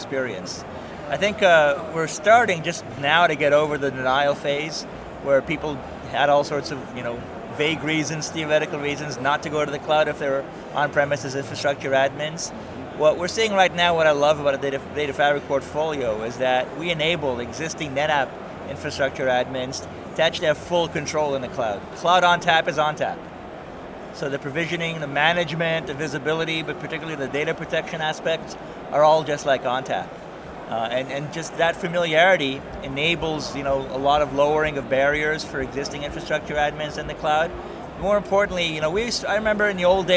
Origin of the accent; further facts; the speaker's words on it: Canada; as a Canadian